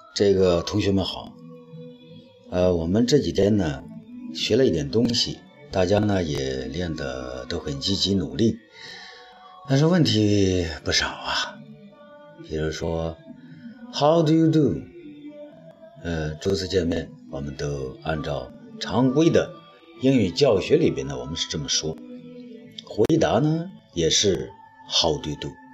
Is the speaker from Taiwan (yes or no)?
no; China; 我们中国人